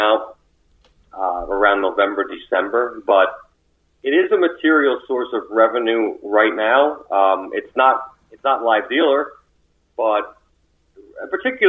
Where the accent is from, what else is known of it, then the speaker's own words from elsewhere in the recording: United States; being an American